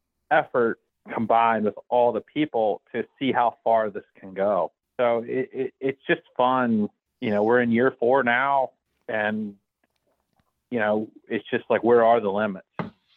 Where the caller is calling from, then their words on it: Portsmouth, Ohio, United States; from Portsmouth, Ohio.